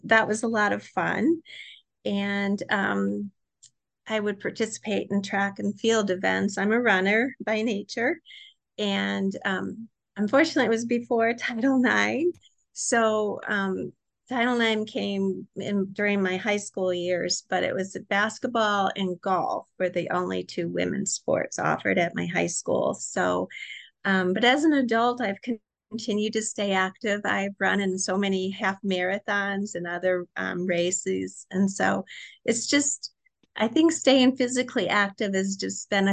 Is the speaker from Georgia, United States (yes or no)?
no; Michigan City, Indiana, United States; also born or lived in Greencastle, Indiana; I grew up in Michigan City, Indiana